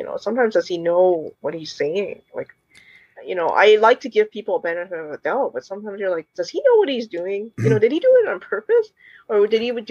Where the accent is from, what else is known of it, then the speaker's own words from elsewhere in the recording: Canada; Although I grew up here, I was born here